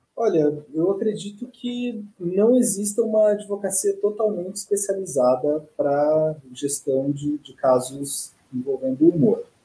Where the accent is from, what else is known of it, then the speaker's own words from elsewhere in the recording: Rancharia, São Paulo, Brazil; moved away as an adult; also born or lived in Franca; now in Curitiba, Brazil; eu sou natural do interior de São Paulo, uma cidade chamada Rancharia